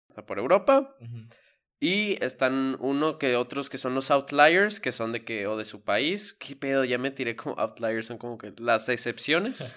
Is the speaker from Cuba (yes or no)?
no; Mexico; soy mexicano